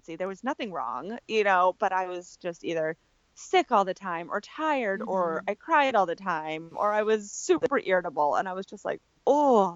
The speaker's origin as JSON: {"language": "English", "region": "Maine", "country": "United States", "tie": "born or raised there", "said": "I grew up in Maine, and that's where I live now still"}